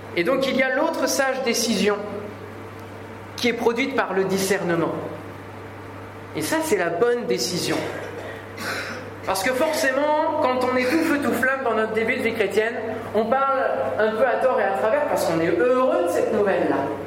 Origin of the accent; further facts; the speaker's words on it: France; chez nous, en France